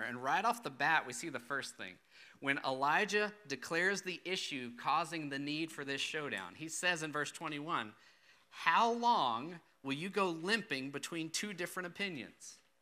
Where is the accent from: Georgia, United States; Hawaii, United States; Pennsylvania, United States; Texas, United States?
Texas, United States; Austin; I grew up in Austin, pretty big city, very diverse